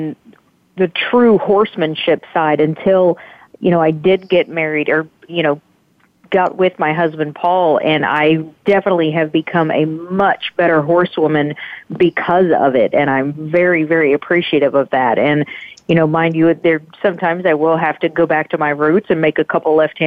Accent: Hot Springs, Arkansas, United States; growing up in Hot Springs

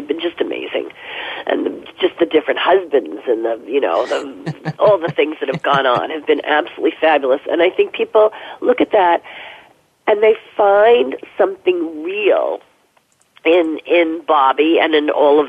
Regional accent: New Jersey, United States; moved away; also born or lived in New York City; I grew up in New Jersey. You know, in suburban New Jersey, in a home, in a house when I was a little kid

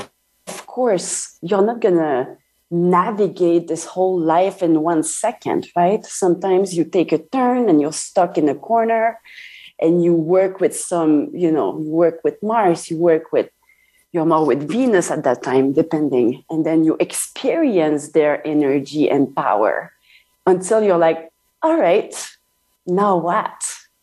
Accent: Canada; I'm French Canadian, by the way. I'm not French.

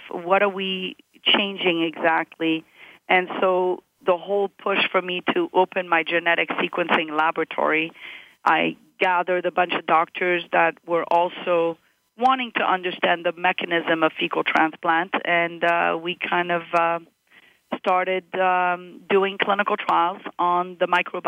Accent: Morocco; born there; moved away; also born or lived in Montreal, Canada; So I was born in Morocco, and my parents were working for the French government there, and they moved from Morocco to Montreal, and then from Montreal I went to University of Florida.

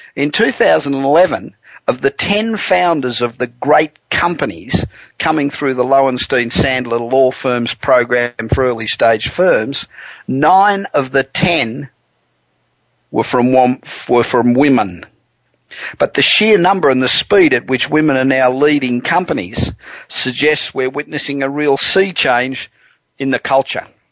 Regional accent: Australia; accent: Australian; now in Los Angeles, United States; being Australian accent

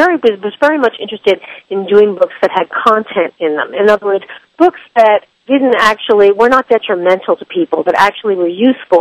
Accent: Philadelphia, Pennsylvania, United States; moved away as an adult; also born or lived in San Francisco / Iowa; now in New York, United States; I'm originally from Philadelphia, a suburban area in Philadelphia. And I was raised and went to school there

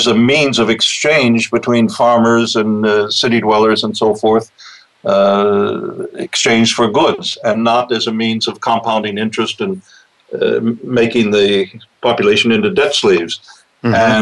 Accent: Texas, United States; now in Germany; I grew up in Texas. I'm very much American

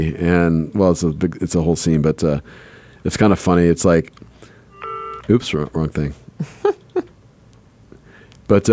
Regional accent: Los Angeles, California, United States; moved away; I grew up in Southern California, in Los Angeles

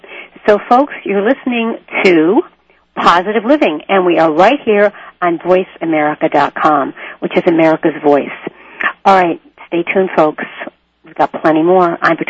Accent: Connecticut, United States; my lifelong girlfriend who I grew up with in Connecticut

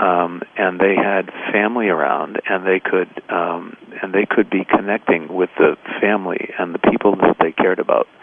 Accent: Boston, Massachusetts, United States; growing up in the North End, and that uh, that I couldn't go swimming in Boston Harbor

